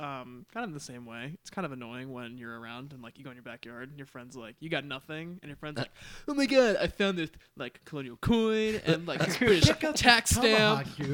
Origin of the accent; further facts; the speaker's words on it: New York, United States; I'm from New York, and so we grew up in that kind of area.